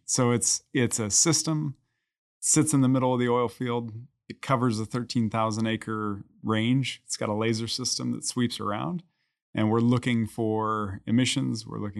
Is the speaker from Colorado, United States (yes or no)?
yes; Colorado, United States; So I'm from Colorado. I went back to Colorado.